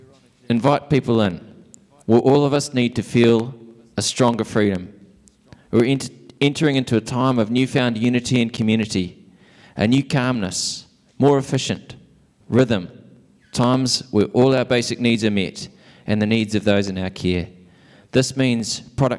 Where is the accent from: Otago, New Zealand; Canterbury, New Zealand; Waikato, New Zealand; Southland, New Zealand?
Southland, New Zealand; Invercargill; I'm from Invercargill